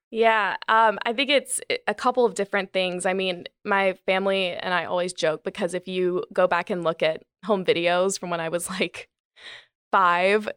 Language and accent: English; Gastonia, North Carolina, United States; moved away as an adult; also born or lived in New York; now in Charlotte, United States; I grew up in Gastonia, um, my whole family really is from Gastonia